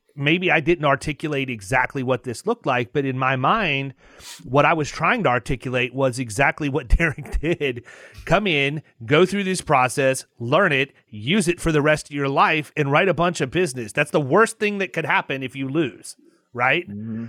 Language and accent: English; outside Cleveland, Ohio, United States; moved away; I was born up outside Cleveland, Ohio.